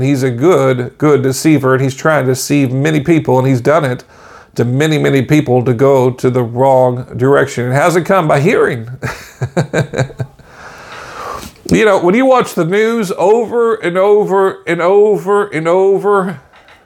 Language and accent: English; Bethany, Oklahoma, United States; also born or lived in Warr Acres, Oklahoma / Tulsa, Oklahoma; I was growing up in Bethany, Oklahoma, raised in War Acres, Oklahoma, you know, and Oklahoma City, that area